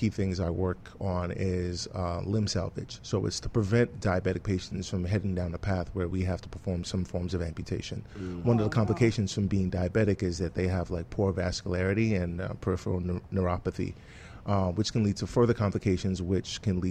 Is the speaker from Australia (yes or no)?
no; Nigeria; also born or lived in London, England / Canada / Washington D.C.; now in Miami, United States; watching my dad practice when I was growing up in Nigeria